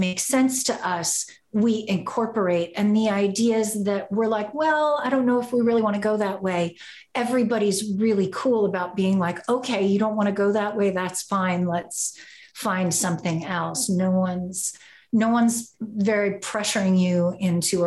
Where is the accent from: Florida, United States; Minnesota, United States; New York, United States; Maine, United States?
Florida, United States; Orlando; now in Los Angeles, United States; I'm originally from Orlando, Florida